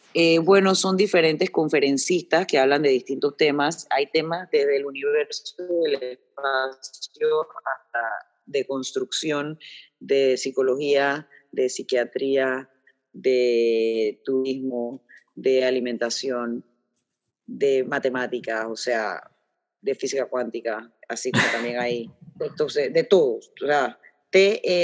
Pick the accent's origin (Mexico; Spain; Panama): Panama; yo soy panameño